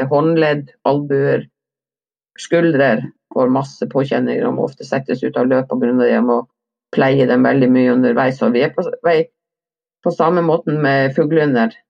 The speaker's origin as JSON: {"language": "Norwegian", "region": "Vestland", "country": "Norway", "said": "jeg er jo ikke nordpå, jeg er jo sogning. Ekte"}